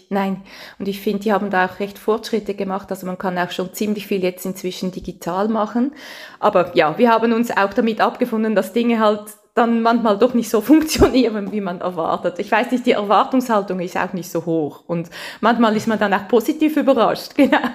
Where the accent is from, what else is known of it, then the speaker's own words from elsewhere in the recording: Switzerland; accent: Swiss German; now in France; Ich habe immer so einen Schweizer Dialekt